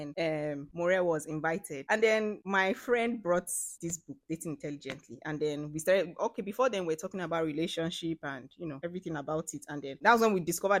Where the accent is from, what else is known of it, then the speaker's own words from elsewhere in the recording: Akwa Ibom, Nigeria; I'm from Akwa Ibom State